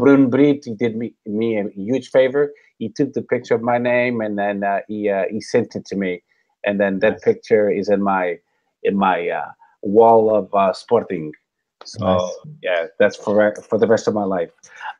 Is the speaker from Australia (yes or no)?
no; Aveiro, Aveiro District, Portugal; now in United States; No, I'm from Aveiro.